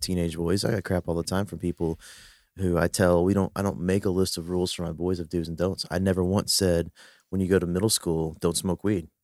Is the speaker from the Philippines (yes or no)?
yes; Philippines; I'm a Filipino